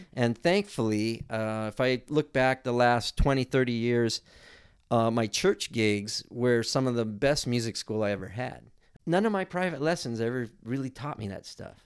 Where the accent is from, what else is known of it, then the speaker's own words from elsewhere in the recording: Hermosa Beach, California, United States; I grew up in Hermosa Beach in the South Bay